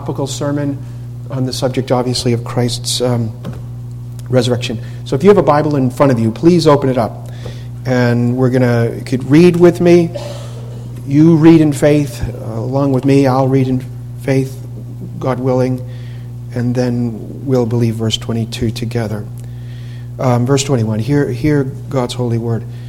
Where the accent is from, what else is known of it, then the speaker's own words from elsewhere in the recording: Boston, Massachusetts, United States; moved away; I'm from Boston.